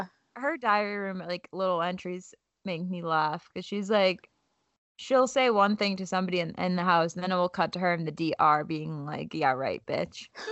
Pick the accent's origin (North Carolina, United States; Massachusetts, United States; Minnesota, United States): Massachusetts, United States; Boston; We're both, like, Boston girls